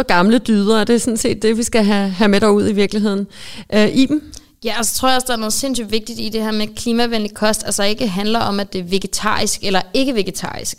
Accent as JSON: {"language": "Danish", "town": "Østofte", "region": "Zealand", "country": "Denmark", "tie": "born or raised there", "said": "jeg er født og opvokset i Østofte"}